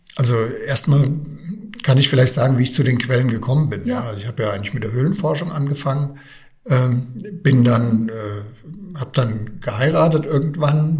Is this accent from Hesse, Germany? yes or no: yes; Bad Hersfeld, Hesse, Germany; moved away; also born or lived in Rhön area; ursprünglich komme ich ja aus Bad Hersfeld, das heißt nördlich der Rhön